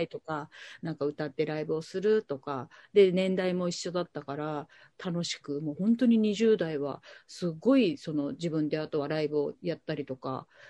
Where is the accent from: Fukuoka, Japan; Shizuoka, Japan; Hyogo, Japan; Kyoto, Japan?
Fukuoka, Japan; Kitakyushu; moved away as an adult; also born or lived in Tokyo / New York; 今、えっと、地元北九州でラジオ局でパーソナリティとして喋らせていただいてる